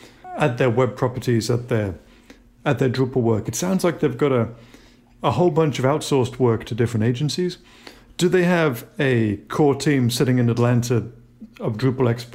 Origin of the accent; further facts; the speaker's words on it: United Kingdom; also born or lived in Southern United States; now in United States; a British person who lived in the South 20 years or so